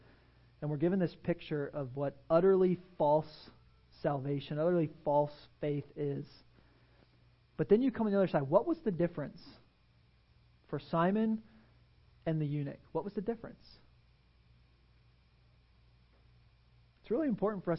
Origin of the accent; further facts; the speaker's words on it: Pennsylvania, United States; now in Tampa, United States; I grew up in Pennsylvania